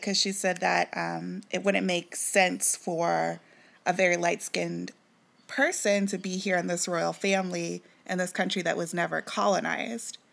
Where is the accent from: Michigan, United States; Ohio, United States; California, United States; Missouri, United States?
Missouri, United States; Kansas City; moved away; "Where you from?" And I was like, "Kansas City."